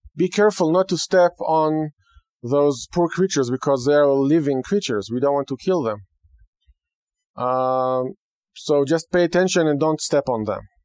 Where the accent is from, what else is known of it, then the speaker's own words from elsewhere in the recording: Israel; first language Hebrew; English is a second language; moved away; growing up in Israel, which is a, a land that I belong there